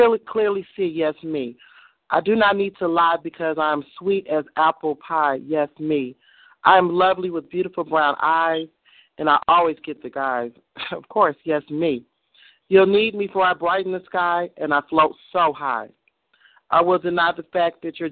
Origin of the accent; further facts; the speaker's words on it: Kankakee, Illinois, United States; I'm from Kankakee